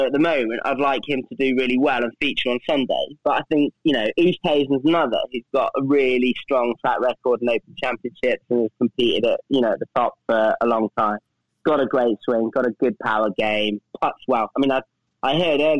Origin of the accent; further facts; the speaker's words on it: Coventry, West Midlands, United Kingdom; my hometown is Coventry, which is in the Midlands